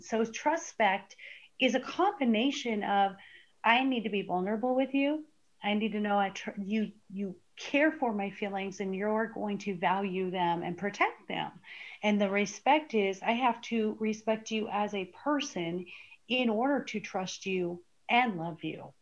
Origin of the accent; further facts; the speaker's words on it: Arizona, United States; I grew up in Arizona and we used to lay out in baby oil as teenagers